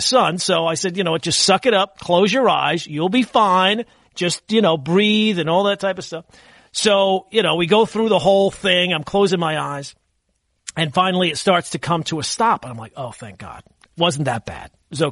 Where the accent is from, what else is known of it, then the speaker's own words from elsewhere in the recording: Long Island, New York, United States; moved away; I grew up on Long Island, but we didn't have the wildlife that I have now where I live